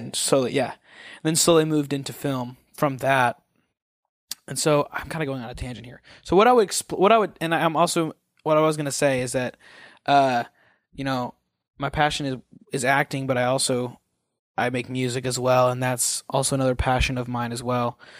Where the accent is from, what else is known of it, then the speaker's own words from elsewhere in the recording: Missouri, United States; moved away as an adult; also born or lived in Kansas City, Missouri; now in Los Angeles, United States; I'm from Missouri